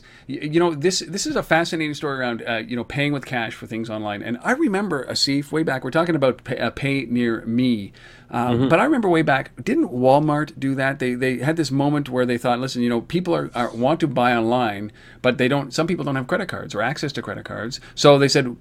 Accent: Canada; I'm Canadian

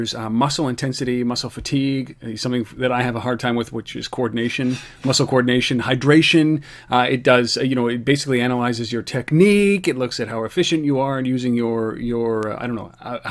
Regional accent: Ottawa, Ontario, Canada; a company from my hometown, Ottawa

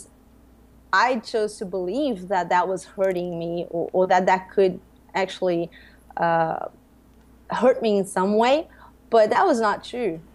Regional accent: Brazil; I grew up here in Brazil as a Catholic girl.

